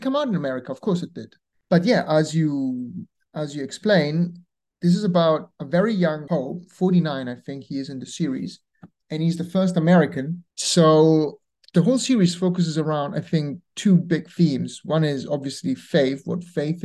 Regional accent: Rome, Lazio, Italy; moved away; I'm from Rome originally

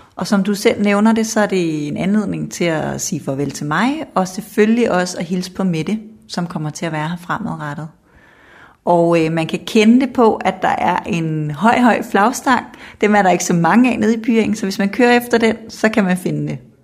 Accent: Kokkedal, Capital Region of Denmark, Denmark; moved away as an adult; now in Jutland, Denmark; så er jeg vokset op i Kokkedal

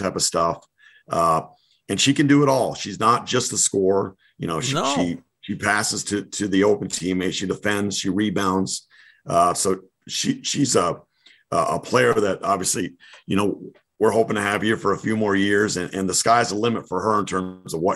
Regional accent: New England, United States; I'm from New England, so I talk a lot about Patriots

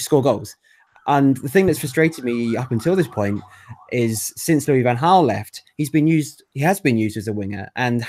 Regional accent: Manchester, North West England, United Kingdom; accent: thick Mancunian; as you can tell by my thick Mancunian accent

